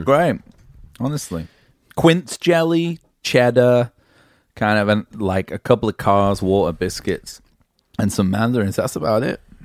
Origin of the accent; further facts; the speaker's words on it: England, United Kingdom; moved away; being English